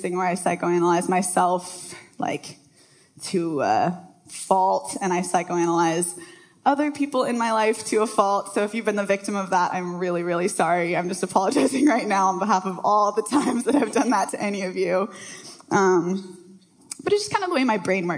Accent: Bellevue, Washington, United States; I grew up in Bellevue, so not far from here. Went to Bellevue High School.

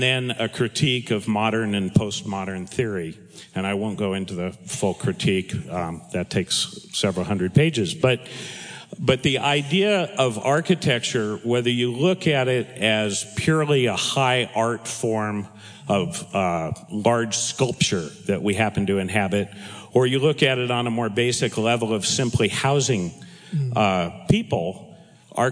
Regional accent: Southern California, United States; also born or lived in Brooklyn, New York; my family moved to Southern California, where it's alleged that I grew up

